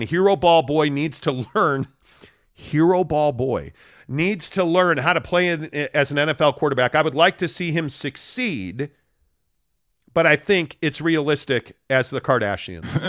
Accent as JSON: {"language": "English", "town": "Chicago", "region": "Illinois", "country": "United States", "tie": "born or raised there", "moved": "yes", "lives_now": "Utah, United States", "said": "Having lived in, growing up in Chicago"}